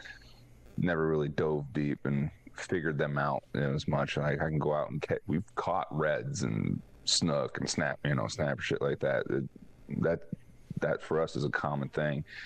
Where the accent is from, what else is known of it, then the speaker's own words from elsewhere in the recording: Florida, United States; I grew up in Florida